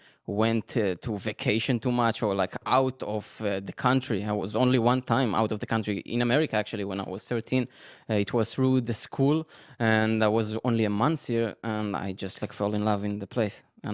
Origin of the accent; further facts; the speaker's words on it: Netanya, Central District, Israel; moved away; I grew up in Netanya. So Netanya is in the middle, kind of very, very close to Herzliya, Tel Aviv.